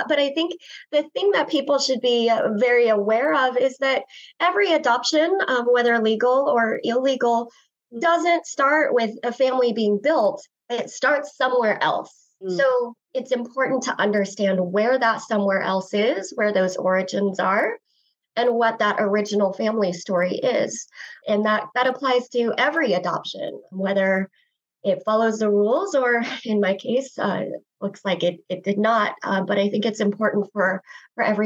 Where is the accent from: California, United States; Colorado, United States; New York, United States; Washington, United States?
Colorado, United States; Greeley; also born or lived in South Korea; I grew up in Greeley